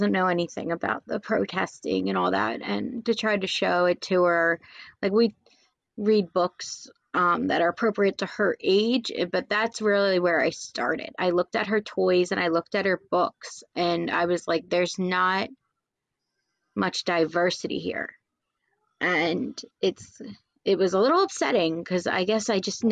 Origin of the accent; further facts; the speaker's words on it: Cherry Hill, New Jersey, United States; I grew up in Cherry Hill.